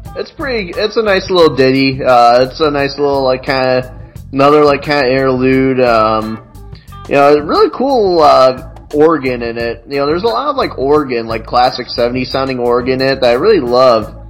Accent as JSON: {"language": "English", "region": "Illinois", "country": "United States", "said": "I'm from Illinois, so I you know I was born when the Bulls had their big like run."}